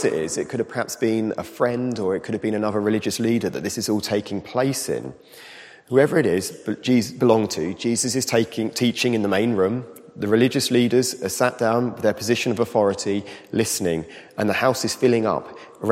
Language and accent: English; United Kingdom; as British people